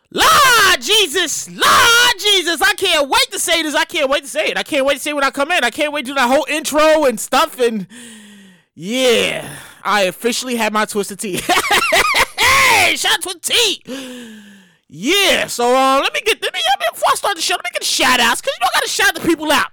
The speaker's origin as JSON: {"language": "English", "town": "New York City", "region": "New York", "country": "United States", "said": "I'm from the hood. I'm from Brooklyn, New York"}